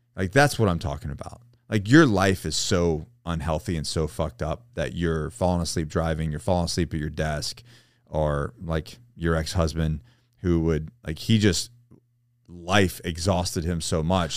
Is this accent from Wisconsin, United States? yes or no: no; Florida, United States; I grew up in Florida.